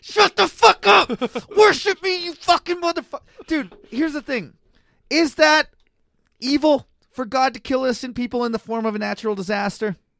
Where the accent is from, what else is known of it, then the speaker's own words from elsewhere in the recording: Canada; now in Kelowna, Canada; I'm a Canadian white guy in Kelowna